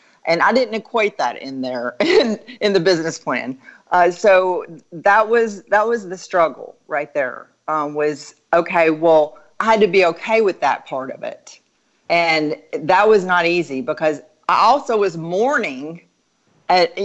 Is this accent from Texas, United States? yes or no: yes; Dallas, Texas, United States; I'm from Dallas